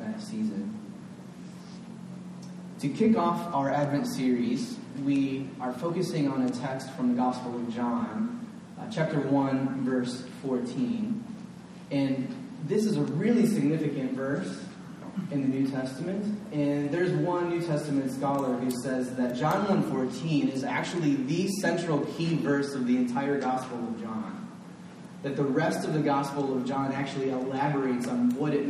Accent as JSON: {"language": "English", "region": "Northwest Ohio", "country": "United States", "tie": "born or raised there", "said": "When I was a boy growing up in Northwest Ohio"}